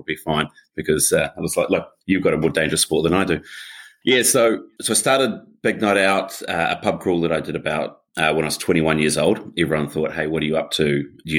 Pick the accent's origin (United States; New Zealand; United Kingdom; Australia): New Zealand; I'm a Kiwi. My accent is going to be a little strange for some